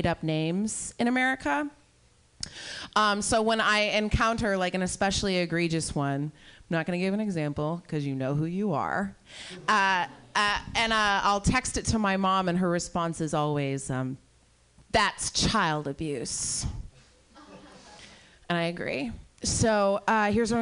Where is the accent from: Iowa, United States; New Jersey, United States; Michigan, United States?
Iowa, United States; I'm from Iowa